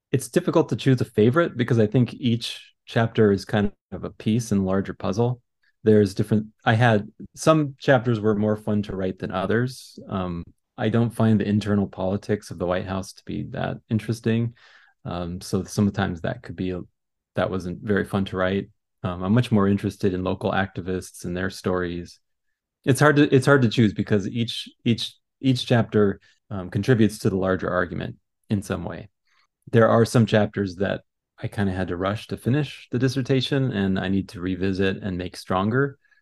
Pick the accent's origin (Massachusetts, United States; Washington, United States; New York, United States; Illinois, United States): Washington, United States; Seattle; I was born in Seattle area, raised in Seattle area